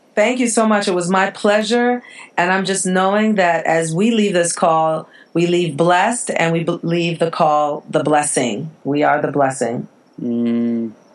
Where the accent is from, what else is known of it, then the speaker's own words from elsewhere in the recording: Jamaica; I'm from the islands. I'm from Jamaica